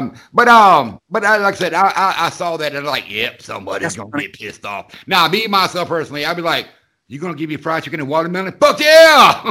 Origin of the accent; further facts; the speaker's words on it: the South, United States; I grew up in the South